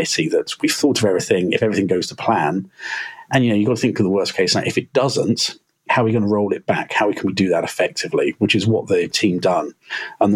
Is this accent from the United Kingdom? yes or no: yes; Berkshire, South East England, United Kingdom; now in Manchester, United Kingdom; I'm originally from Berkshire. I live in Manchester now and work for